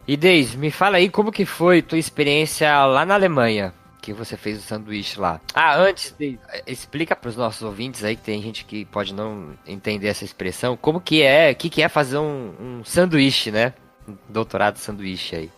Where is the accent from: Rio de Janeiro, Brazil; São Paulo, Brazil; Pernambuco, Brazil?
São Paulo, Brazil; sou de São Paulo